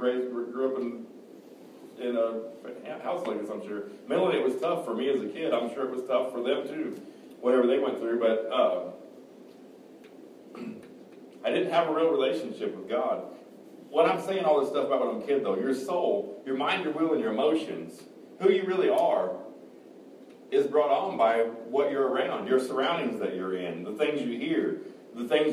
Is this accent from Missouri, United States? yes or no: yes; Kansas City, Missouri, United States; also born or lived in Excelsior Springs, Missouri; I was born in Kansas City, Missouri. My parents, Forrest, or everybody called him Eugene, and Debbie lived in Excelsior Springs